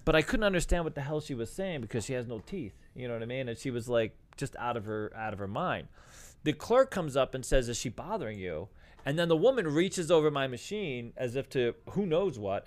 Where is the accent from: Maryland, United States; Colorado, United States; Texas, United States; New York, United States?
New York, United States; I'm from New York